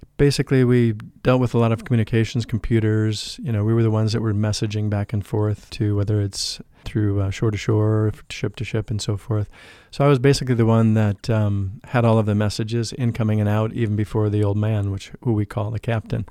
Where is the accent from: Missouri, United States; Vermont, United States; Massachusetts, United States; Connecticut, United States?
Missouri, United States; St. Louis; moved away; I grew up in the Midwest of the United States in Saint Louis